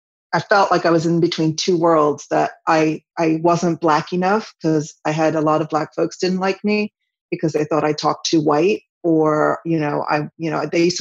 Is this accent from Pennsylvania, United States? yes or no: yes; Villanova, Pennsylvania, United States; moved away; also born or lived in France; Villanova is where I grew up. Villanova, Pennsylvania